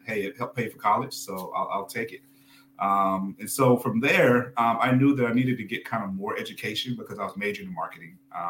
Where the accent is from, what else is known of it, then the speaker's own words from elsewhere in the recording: Tennessee, United States; Tennessee area. And so I was able to actually go and work with dealers, you know, 20, 30 minutes from my hometown.